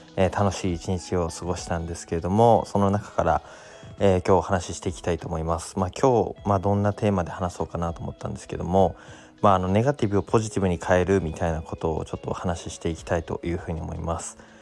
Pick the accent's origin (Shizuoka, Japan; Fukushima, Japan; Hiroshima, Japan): Fukushima, Japan; Koriyama; now in Minamisoma, Japan; 僕はあの南相馬からですね郡山、まあ、自分の地元の方に